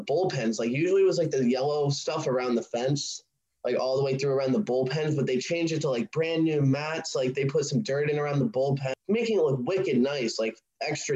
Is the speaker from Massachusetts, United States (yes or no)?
yes; Sandwich, Massachusetts, United States; I'm from Sandwich